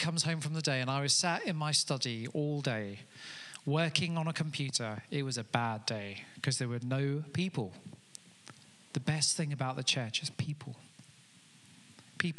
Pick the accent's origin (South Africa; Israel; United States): South Africa; Amanzimtoti, KwaZulu-Natal; now in Telford, United Kingdom; I grew up in Africa in a place called Amanzimtoti